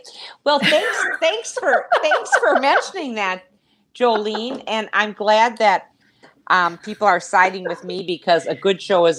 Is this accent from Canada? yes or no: no; Minnesota, United States; We're from Minnesota.